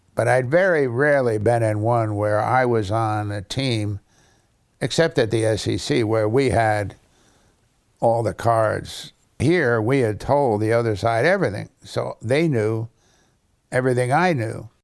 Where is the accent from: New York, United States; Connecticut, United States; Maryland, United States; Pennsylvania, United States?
Connecticut, United States; New Haven; I understand a lot of bad Italian 'cause I grew up in New Haven